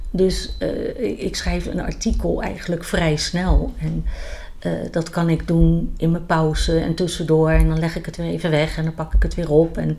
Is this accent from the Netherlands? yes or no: yes; The Hague, South Holland, Netherlands; now in Oosterhout, Netherlands; Ik kom van origine uit Den Haag, geboren en getogen. En woon sinds 1999 in Oosterhout.